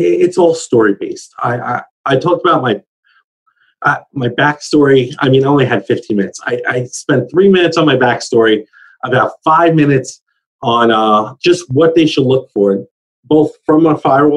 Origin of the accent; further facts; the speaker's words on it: United States; as an American